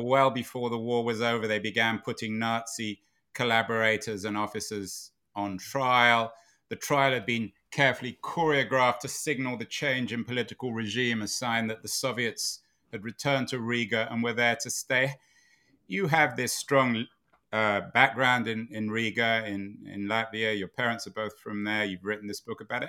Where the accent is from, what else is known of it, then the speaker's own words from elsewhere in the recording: London, United Kingdom; When I was growing up in London in the nineteen sixties and seventies